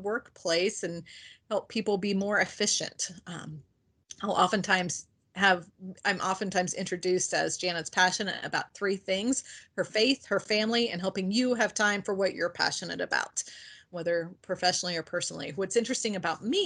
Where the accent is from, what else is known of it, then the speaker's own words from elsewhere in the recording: Indiana, United States; now in Ohio, United States; I live in Ohio. I'm originally from Indiana. I tell people I am still a Hoosier at heart.